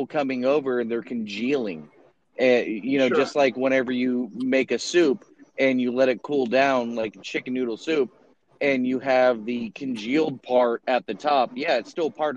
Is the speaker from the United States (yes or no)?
yes; Florida, United States; I grew up in, you know, a central part of Florida on a horse ranch, and also I grew up in South Florida